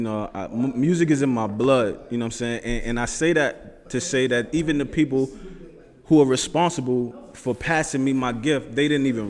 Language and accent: English; New York City, New York, United States; now in Richmond, United States; I'm a native New Yorker to my heart.